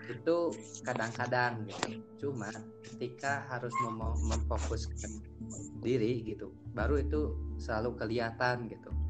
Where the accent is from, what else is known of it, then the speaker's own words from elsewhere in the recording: Majalengka, West Java, Indonesia; dari Kota Angin Kota Majalengka saya kuliah di Bandung di pun Unpas tercinta